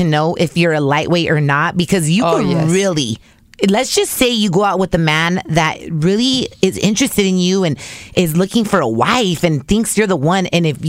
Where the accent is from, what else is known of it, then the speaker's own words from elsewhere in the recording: United States; I was born here. I'm an American citizen